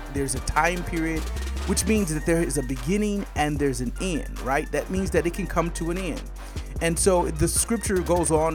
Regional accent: Michigan, United States; now in Georgia, United States; I'm from Michigan

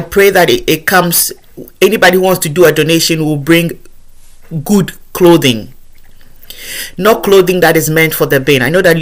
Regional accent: Ghana; moved away; where I come from, Ghana. I'm originally from Ghana

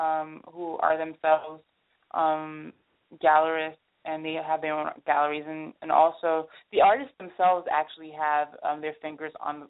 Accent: Miami, Florida, United States; I'm from Miami. I was born and raised here

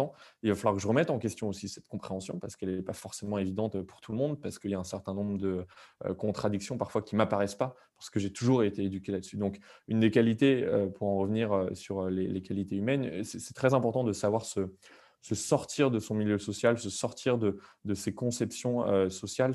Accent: France; nous, en tant que Français, on a été éduqués là-dessus

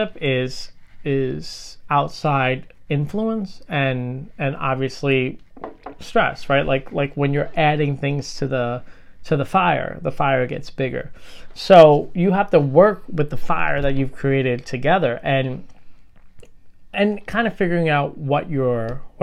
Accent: New York City, New York, United States; I'm from Brooklyn

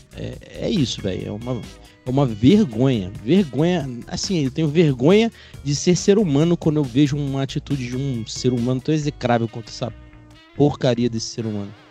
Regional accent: Rio de Janeiro, Brazil; eu sou oriundo lá do Rio de Janeiro

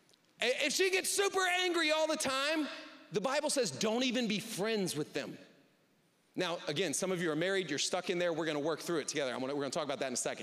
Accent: the South, United States; now in Southwest Michigan, United States; I grew up in the South.

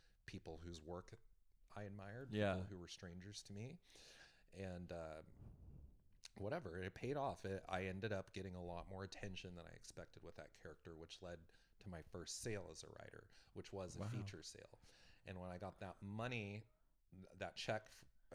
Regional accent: West Texas, United States; moved away; also born or lived in New York; West Texas

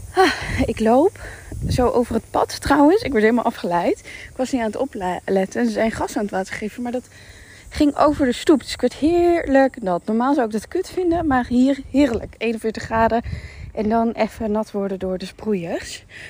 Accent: Netherlands; moved away as an adult; now in Dubai, United Arab Emirates; ik ben gewoon heel benieuwd om weer terug te zijn waar ik vandaan kom

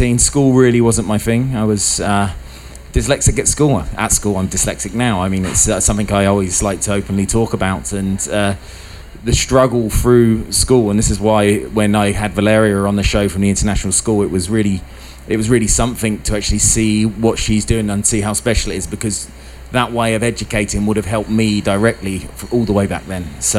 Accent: United Kingdom; moved away as an adult; I'm from the UK, as you can hear by my accent, but been in construction for many years, and I came over here

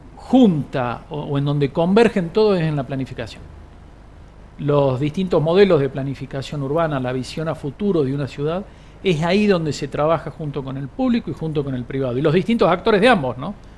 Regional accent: Argentina

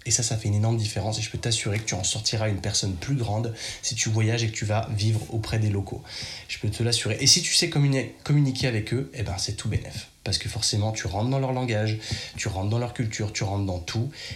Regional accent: Chambéry, Auvergne-Rhône-Alpes, France; accent: very French; moved away; je suis de Chambéry, donc c'est pas très grand.

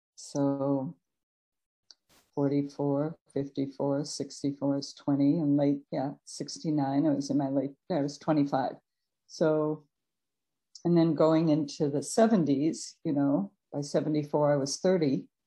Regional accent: Chicago, Illinois, United States; moved away as an adult; also born or lived in Cleveland, Ohio / Peoria, Illinois; now in California, United States; I was born in Cleveland, Ohio, and then my parents moved uh due to job moving to Chicago. So um and so I went to uh, school there

